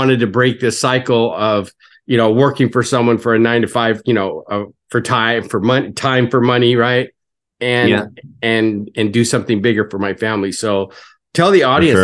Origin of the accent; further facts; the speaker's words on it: California, United States; I was from California